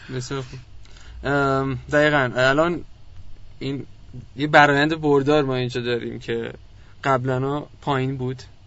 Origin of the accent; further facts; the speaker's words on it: Iran; ما چون ایرانی هستیم خود من ایرانی ارمنی هستم